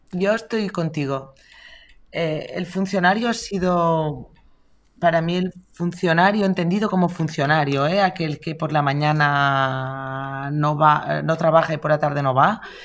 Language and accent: Spanish; Catalonia, Spain; los catalanes somos emprendedores